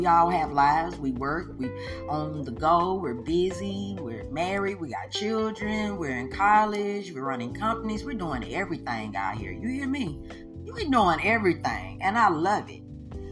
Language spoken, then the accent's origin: English; Mississippi, United States; I am from Mississippi. Home and bred, and you know, this is the South, baby.